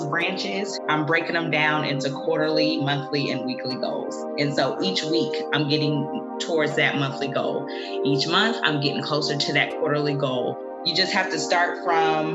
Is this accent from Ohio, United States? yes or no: yes; Ohio, United States; I am from Ohio.